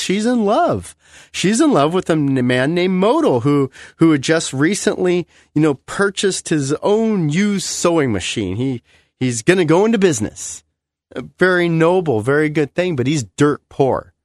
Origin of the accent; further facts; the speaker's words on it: United States; I love being American